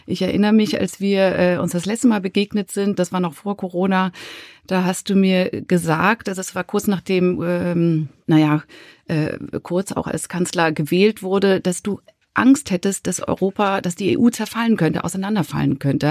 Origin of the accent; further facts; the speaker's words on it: Switzerland; ich als Schweizerin